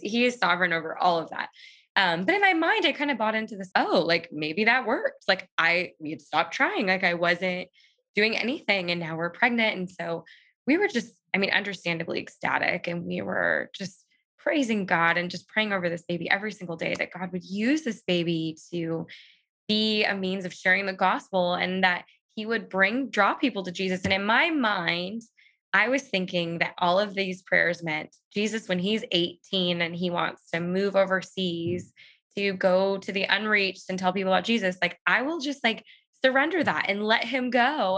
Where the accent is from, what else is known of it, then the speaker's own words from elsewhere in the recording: Southern California, United States; I am from Southern California and I live here with my husband, Chris